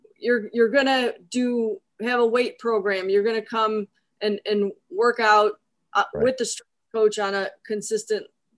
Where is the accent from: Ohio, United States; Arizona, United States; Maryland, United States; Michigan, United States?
Ohio, United States; Cleveland; moved away; I grew up in Cleveland.